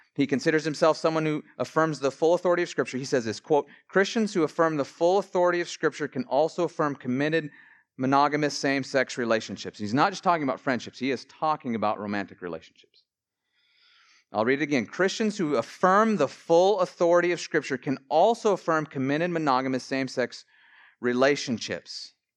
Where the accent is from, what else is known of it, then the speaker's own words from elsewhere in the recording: Billings, Montana, United States; I grew up in Billings, Montana